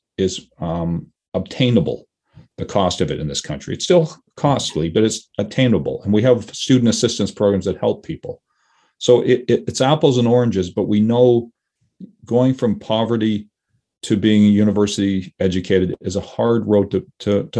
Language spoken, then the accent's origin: English; Toronto, Ontario, Canada; I grew up in Toronto.